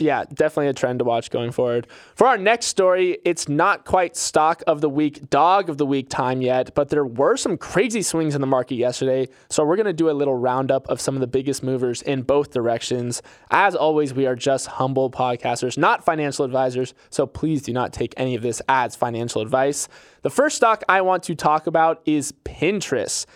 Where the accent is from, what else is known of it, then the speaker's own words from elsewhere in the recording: Florida, United States; my home state of Florida